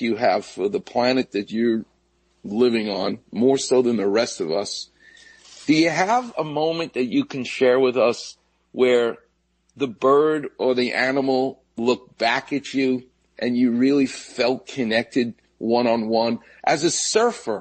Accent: New York City, New York, United States; I grew up on Jamaica Bay, where the jets and planes would land at JFK, and they literally came over our house

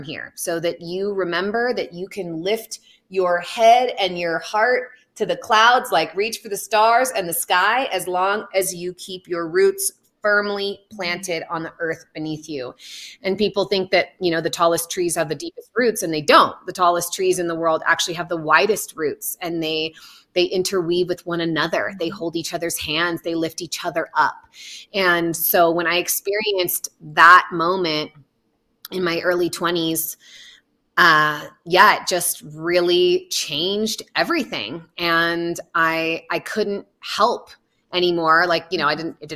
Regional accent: the Redwoods, California, United States; I grew up in the Redwoods

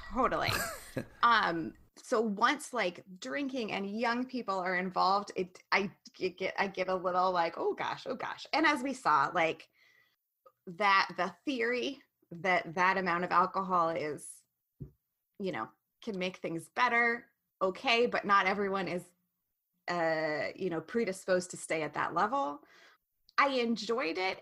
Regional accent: Western Montana, United States; We're from Western Montana

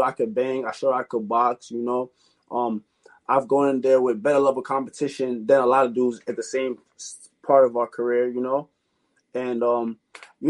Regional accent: New York City, New York, United States; also born or lived in Queens, New York / Jamaica (ancestry); now in Long Island, United States; I was raised in Brooklyn

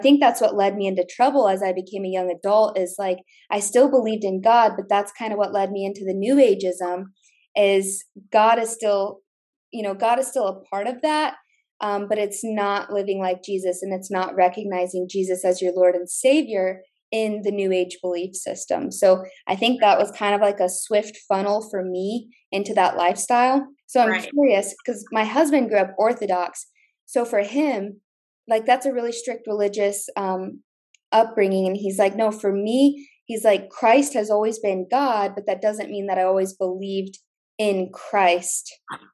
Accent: Indiana, United States; Indiana, but a cornfield in Indiana

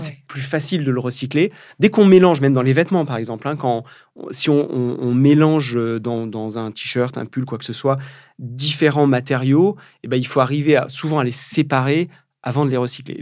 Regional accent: Charente, Nouvelle-Aquitaine, France; now in Brittany, France; je suis charentais d'origine. Je vis en Bretagne depuis quelques années, mais je suis charentais

